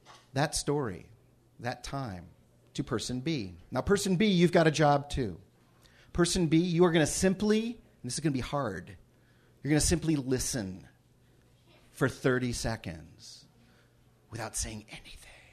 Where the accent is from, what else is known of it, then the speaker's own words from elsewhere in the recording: Cleveland Heights, Ohio, United States; when I was growing up in Cleveland Heights, Ohio